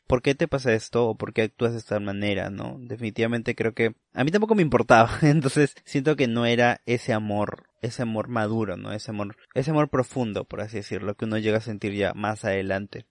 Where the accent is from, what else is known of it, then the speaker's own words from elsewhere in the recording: Peru; la ciudadanía como peruanos